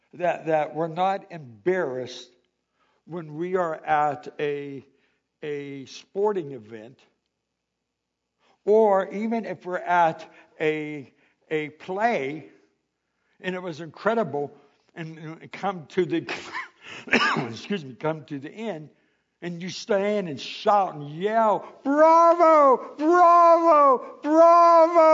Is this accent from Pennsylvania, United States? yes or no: yes; Pittsburgh, Pennsylvania, United States; I grew up in Pittsburgh